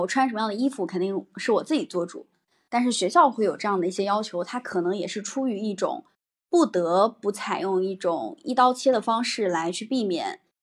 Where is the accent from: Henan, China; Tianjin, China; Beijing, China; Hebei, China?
Henan, China; Hebi; 我的家乡，我的家乡，啊，具体的地方是河南鹤壁